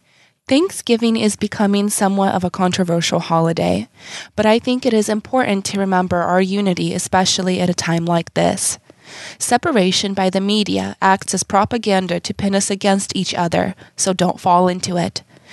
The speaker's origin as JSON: {"language": "English", "country": "Ukraine", "moved": "yes", "lives_now": "United States", "said": "I came from Ukraine. I've only been here about 18 years."}